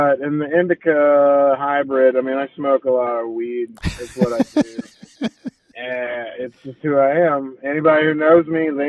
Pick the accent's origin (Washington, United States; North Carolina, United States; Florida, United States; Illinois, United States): Illinois, United States; Chicago; moved away; also born or lived in Tuscaloosa, Alabama; I grew up in Chicago